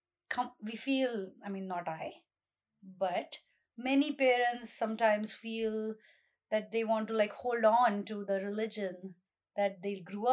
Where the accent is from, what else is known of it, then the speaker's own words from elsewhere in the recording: India; moved away as an adult; now in United States; being a Hindu is just something I breathed in air as growing up in India